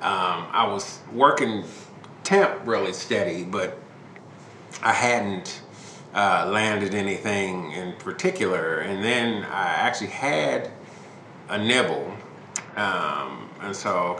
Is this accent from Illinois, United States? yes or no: yes; Chicago, Illinois, United States; moved away as an adult; now in Kansas City, United States; I'm born and raised in Chicago, and I am very much a Chicagoan